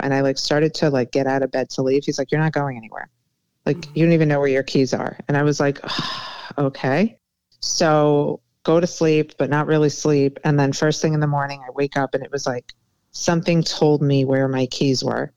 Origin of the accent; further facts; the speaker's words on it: New York, United States; moved away as an adult; now in Miami, United States; my New York friends